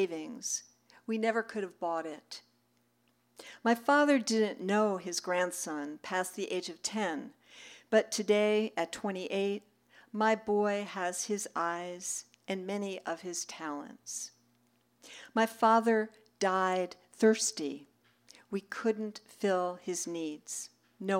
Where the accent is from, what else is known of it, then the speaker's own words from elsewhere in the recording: New York City, New York, United States; I grew up in New York City